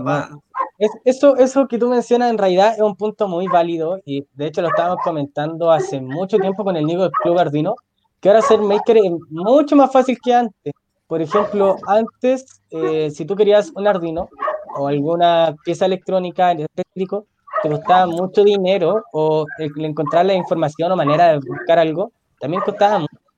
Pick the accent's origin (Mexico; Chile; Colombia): Chile; Puente Alto, Santiago Metropolitan Region; yo soy de Puente Alto